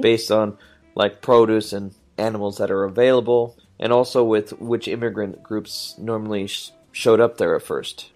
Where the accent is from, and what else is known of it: United States